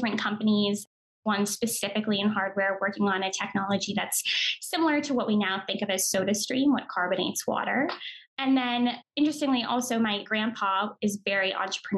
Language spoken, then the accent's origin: English; Connecticut, United States; moved away; also born or lived in New York; I grew up on the East Coast in Connecticut